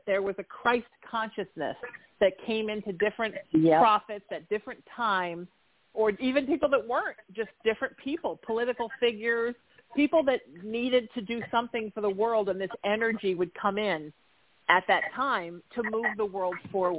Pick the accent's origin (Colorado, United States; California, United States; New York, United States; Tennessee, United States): California, United States; Orange County; growing up in Orange County in the 80s as a kid.